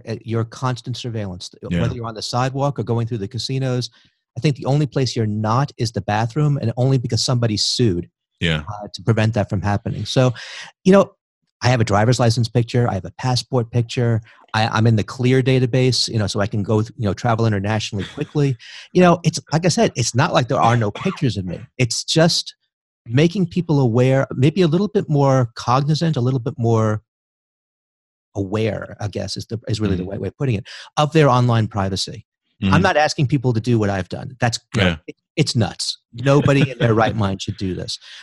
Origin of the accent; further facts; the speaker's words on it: New York City, New York, United States; Growing up in New York City